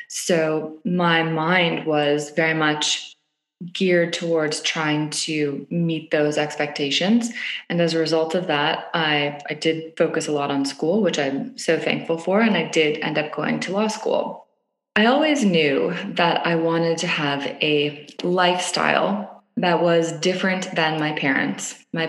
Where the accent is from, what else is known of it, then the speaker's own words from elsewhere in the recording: Toronto, Ontario, Canada; I grew up in Canada. I grew up in Toronto, Canada. I was one of two girls in a conservative, I'd say my family was pretty conservative family growing up, upper middle class, middle to upper class, middle class, in a little suburb in Toronto.